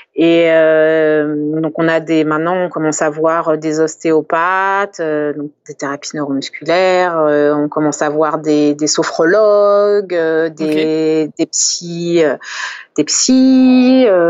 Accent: France; je suis française

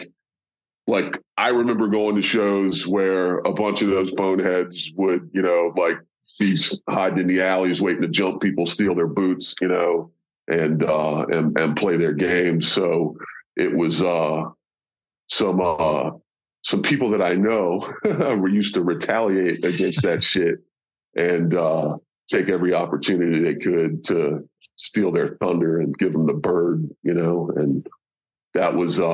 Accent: Baltimore, Maryland, United States

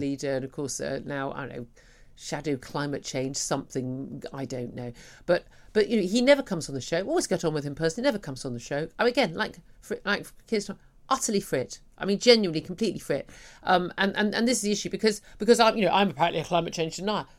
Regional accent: United Kingdom; we as British people

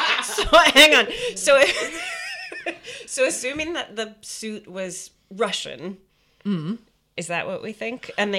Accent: United Kingdom; I'm British.

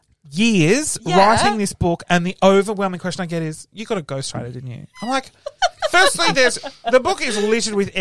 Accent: Sydney, New South Wales, Australia; moved away as an adult; also born or lived in Melbourne; Now, I grew up in Sydney. I was living in Melbourne

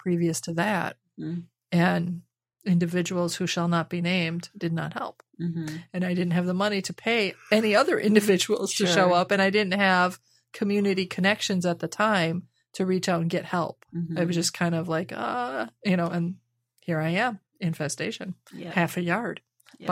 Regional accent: Midwest, United States; moved away; growing up in the Midwest, though, I mean, my parents had almost a half acre in town

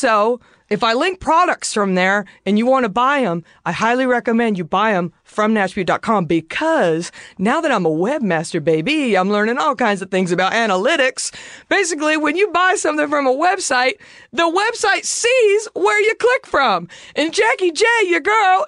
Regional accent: DFW area, Texas, United States; I'm from Texas, as I always mention, and shout out to the DFW area.

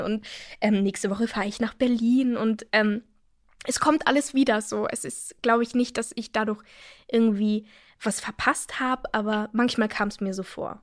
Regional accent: Innsbruck, Tyrol, Austria; now in Germany; Innsbruck, meine Heimatstadt, ist nicht besonders groß

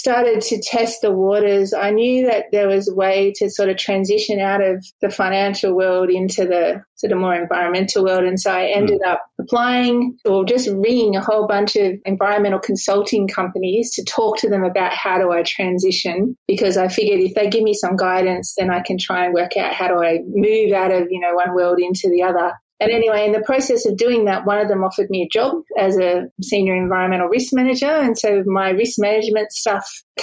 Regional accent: Sydney, New South Wales, Australia; I grew up not very far from where I live now, about 5 minutes from here

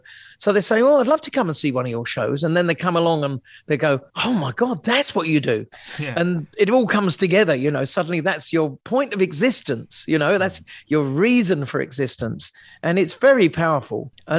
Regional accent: Sussex, South East England, United Kingdom; moved away; I come from Sussex, you know, originally Shoreham-by-Sea, a town in between the two, those two cities.

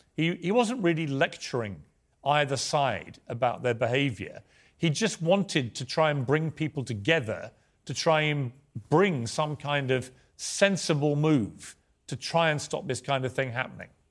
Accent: United Kingdom; as a Brit

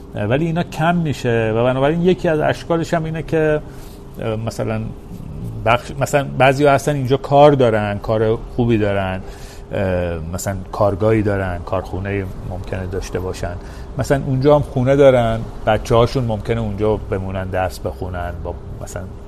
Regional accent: Iran; وطنم کجاست من در مورد شخص خودم میگم ایران

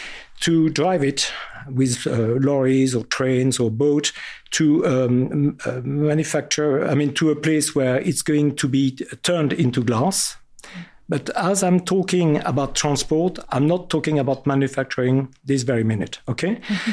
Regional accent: France; accent: very French; English is a second language; Sorry for my very French accent.

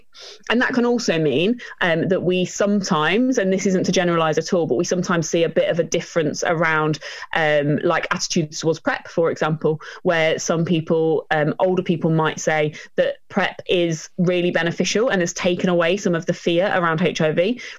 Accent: East Midlands, United Kingdom; also born or lived in Norfolk, United Kingdom; Well, I'm from Lincolnshire originally.

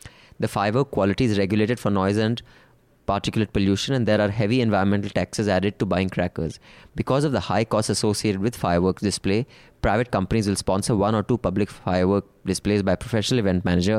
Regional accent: Maharashtra, India; Finally, in the city I grew up in outside Bombay, I saw a strange pattern emerge over a 10-year period.

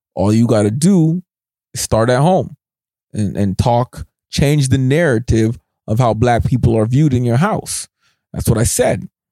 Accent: Scarborough, Ontario, Canada; moved away; I was born in Scarborough

